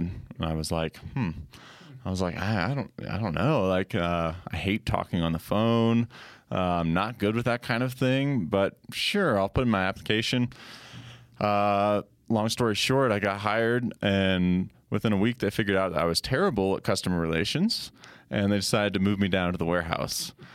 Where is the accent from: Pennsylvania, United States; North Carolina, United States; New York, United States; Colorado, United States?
Colorado, United States; I grew up in Colorado